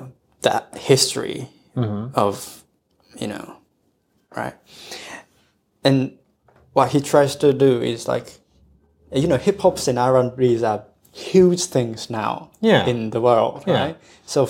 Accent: Japan; English is a second language; I was born in Japan

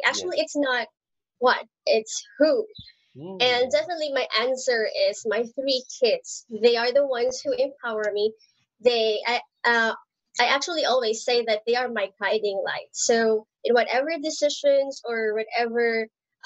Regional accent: Philippines; from Philippines

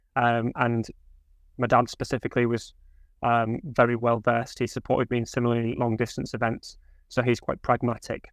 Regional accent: Hull, Yorkshire and the Humber, United Kingdom; I grew up in Hull

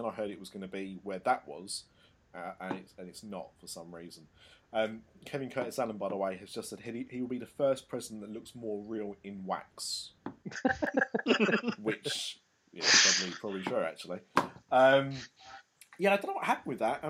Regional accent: United Kingdom; I'm such a Brit

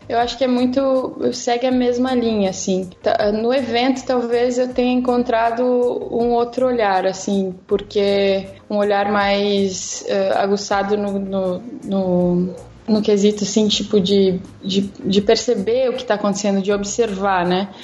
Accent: Rio Grande do Sul, Brazil; eu sou aqui do Sul, sou gaúcha

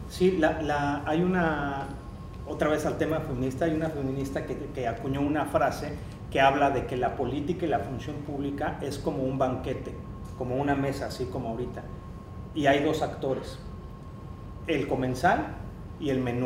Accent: Mexico

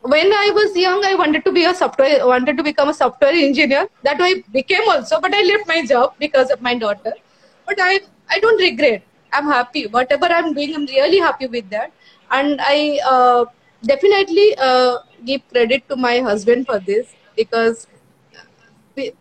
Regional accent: Odisha, India; I'm from Orisha.

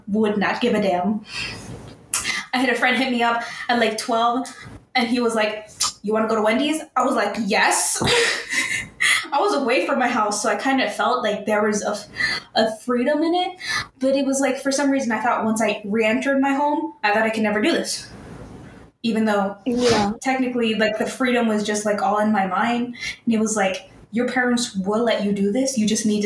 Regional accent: New York City, New York, United States; I'm a New Yorker

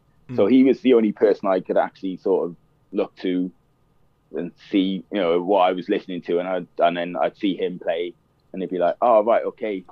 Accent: Cardiff, Wales, United Kingdom; moved away as an adult; also born or lived in London; I was born in Cardiff. I moved to London then in 88

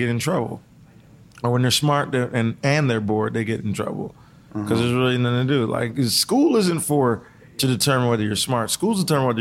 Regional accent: Seattle, Washington, United States; I grew up in Seattle before it became gentrified

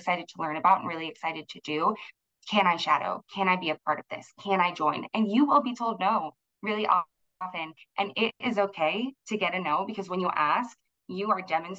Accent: Los Angeles, California, United States; moved away as an adult; also born or lived in Texas; I'm from Los Angeles originally

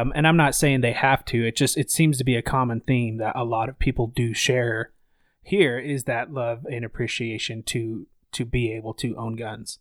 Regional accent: Idaho, United States; I grew up in Idaho.

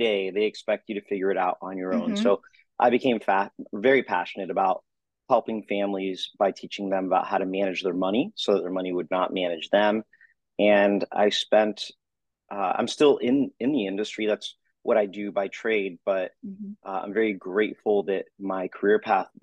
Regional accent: Florida, United States; Florida area. My father at the time, growing up, was with the Miami Beach Police Department

